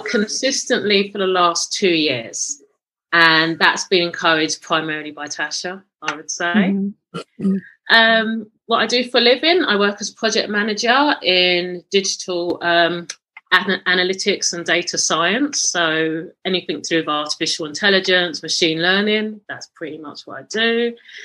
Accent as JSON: {"language": "English", "region": "London", "country": "United Kingdom", "tie": "born or raised there", "said": "born and raised in London."}